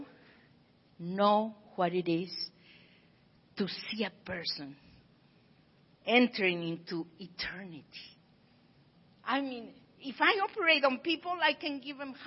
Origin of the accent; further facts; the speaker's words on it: Pachuca, Hidalgo, Mexico; now in Tijuana, Mexico; I was born right here in Pachuca, Hidalgo, Mexico, but I work over here in Tijuana, the other side of San Diego